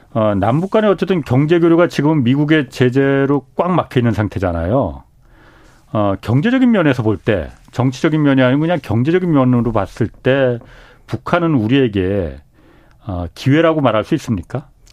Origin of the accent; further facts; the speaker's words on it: Seoul, South Korea; 저도 고향이 서울입니다